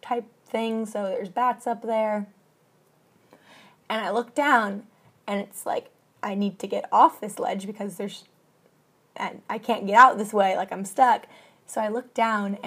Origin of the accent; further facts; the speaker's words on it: Washington, United States; I am from the mountains, I'm from Washington State